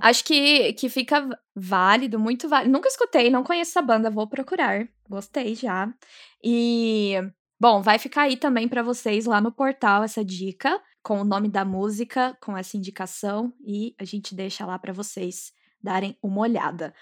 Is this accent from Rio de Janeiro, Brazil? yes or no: no; Minas Gerais, Brazil; eu sou de Minas